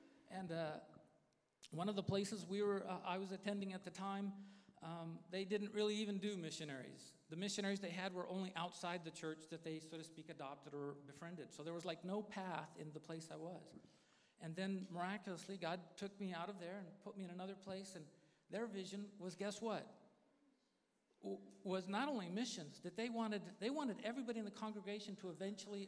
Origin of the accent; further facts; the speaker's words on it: Santa Maria, California, United States; also born or lived in San Jose, California; I'm actually from Santa Maria. I actually grew up here